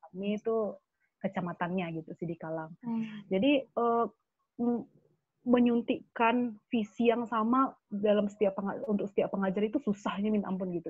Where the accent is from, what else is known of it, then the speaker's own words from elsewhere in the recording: Sidikalang, North Sumatra, Indonesia; moved away as an adult; aku sekolah di Sidikalang